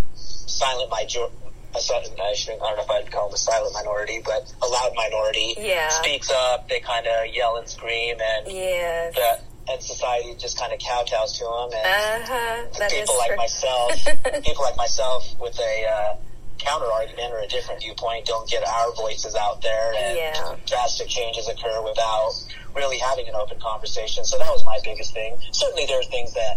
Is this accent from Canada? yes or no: no; United States; I, as an Indian American